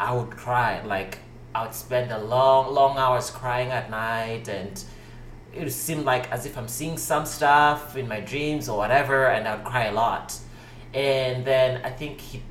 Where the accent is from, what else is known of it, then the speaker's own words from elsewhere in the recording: South Africa; I was born in South Africa